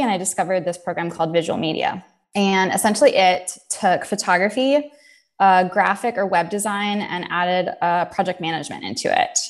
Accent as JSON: {"language": "English", "town": "Jacksonville", "region": "Florida", "country": "United States", "tie": "born or raised there", "also_born_or_lived": "upstate New York", "moved": "as an adult", "said": "originally I am from Jacksonville, Florida. So uh, grew up in the South"}